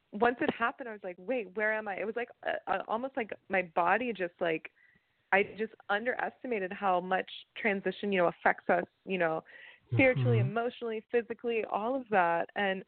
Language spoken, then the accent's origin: English; Atlanta, Georgia, United States; moved away as an adult; now in Los Angeles, United States; I came from Atlanta, born and raised, and moved out here in 2017 after finishing my master's degree